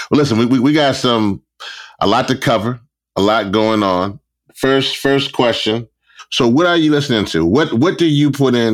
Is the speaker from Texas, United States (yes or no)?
no; Washington, District of Columbia, United States; Uh, I grew up in Southeast.